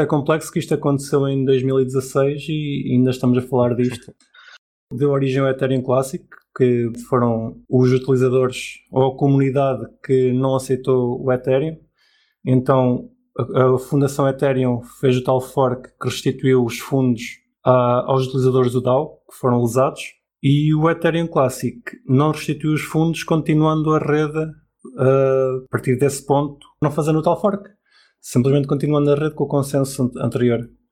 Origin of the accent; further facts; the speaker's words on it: Portugal; um cidadão exemplar de Portugal